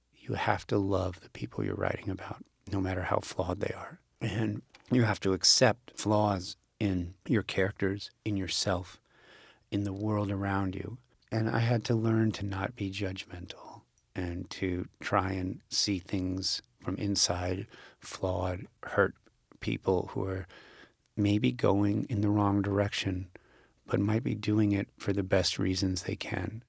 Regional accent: Las Vegas, Nevada, United States; moved away as an adult; I was born in Las Vegas

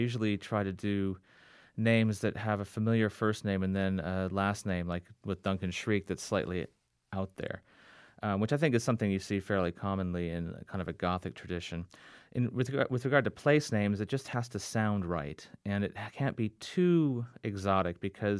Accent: Fiji; We grew up overseas in the Fiji Islands because my parents were in the Peace Corps, and then we traveled overseas quite a bit as well, all over the world, basically.

